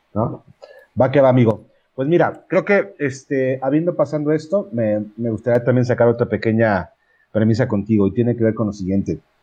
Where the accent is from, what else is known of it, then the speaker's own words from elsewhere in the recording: Puebla, Mexico; yo soy de Puebla